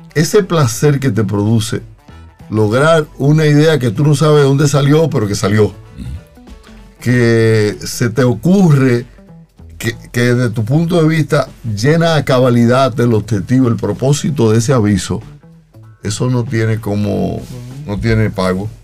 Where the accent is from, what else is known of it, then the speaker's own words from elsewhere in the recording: Pimentel, Duarte, Dominican Republic; yo soy oriundo de un pueblito a 22 kilómetros de San Francisco de Macorís, llamado Pimentel